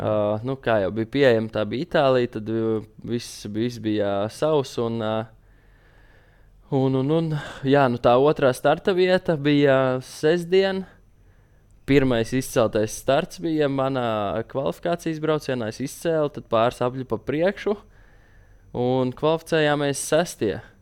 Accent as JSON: {"language": "Latvian", "country": "Latvia", "said": "mēs esam latvieši"}